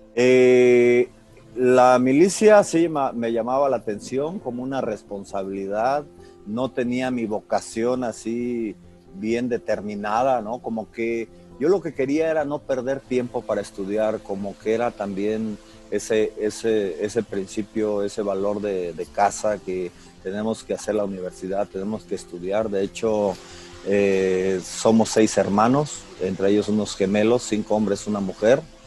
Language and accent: Spanish; Calnali, Hidalgo, Mexico; moved away; soy originario del estado de Hidalgo y bueno, una característica también de, trascender eh, es de que soy de un, pueblito del estado de Hidalgo. El nombre pues no es conocido, se llama Calnali Hidalgo.